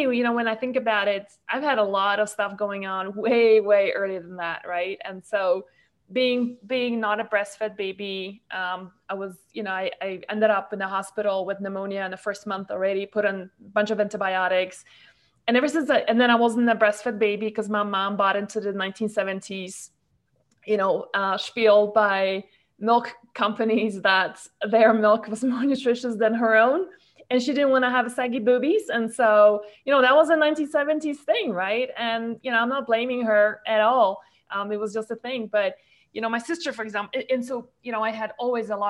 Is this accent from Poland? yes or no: no; Malaysia; from Malaysia, where I grew up and spent most of my life